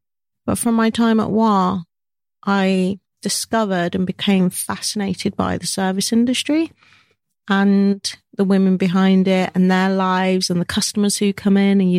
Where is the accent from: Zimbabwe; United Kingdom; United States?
United Kingdom; I love being British. I love being Jamaican British, Black British.